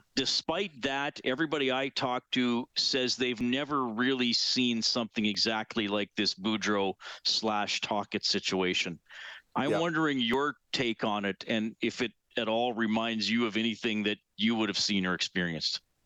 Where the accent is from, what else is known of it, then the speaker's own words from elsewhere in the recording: Evansburg, Alberta, Canada; also born or lived in Alder Flats, Alberta; I grew up in Evansburg, which is north of Drayton Valley